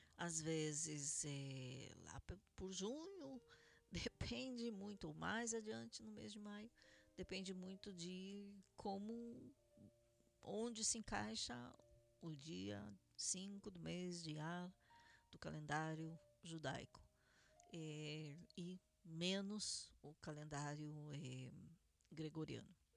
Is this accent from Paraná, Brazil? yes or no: yes; Curitiba, Paraná, Brazil; now in Israel; Fazenda do Rio Grande, em Curitiba, Paraná, Brasil, minha cidade natal.